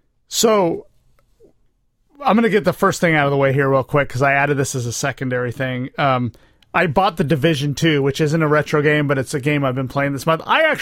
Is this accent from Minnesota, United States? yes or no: no; Rio Linda, California, United States; I'm from Rio Linda.